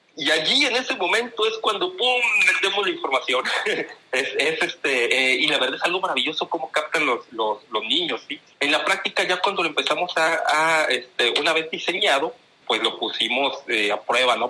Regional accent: Tampico, Tamaulipas, Mexico; accent: northern; also born or lived in Monterrey; now in Ciudad Victoria, Mexico; mi acento es diferente porque soy del norte, soy de, soy de Tamaulipas. Y bueno, pues eh, eh, me ha tocado, yo, yo, yo, nací en Tampico, Tamaulipas

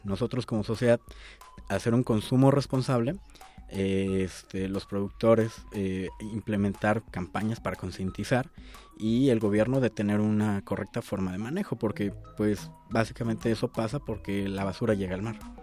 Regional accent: Mexico City, Mexico; yo no consigo como chilango tomarme un atole que no sea en un vaso

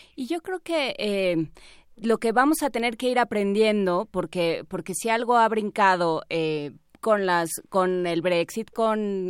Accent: Mexico; como periodistas mexicanos

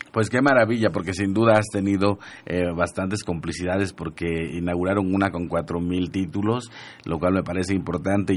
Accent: Huasteca of Veracruz, Mexico; moved away; yo soy nahua de la Huasteca de Veracruz

